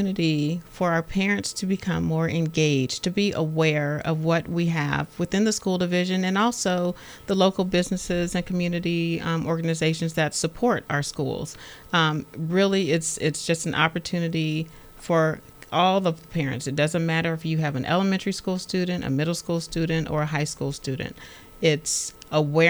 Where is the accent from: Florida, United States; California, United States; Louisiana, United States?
California, United States; Los Angeles; now in Stafford County, United States; I'm from Los Angeles